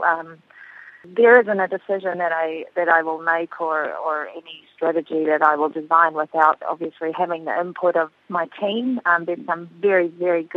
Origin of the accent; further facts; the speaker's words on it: Auckland, New Zealand; I grew up in West Auckland and I played my football there and also through high school